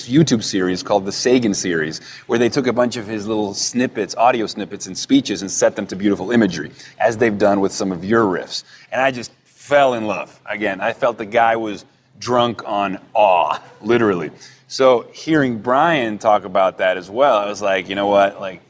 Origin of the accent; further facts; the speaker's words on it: Venezuela; I grew up in Venezuela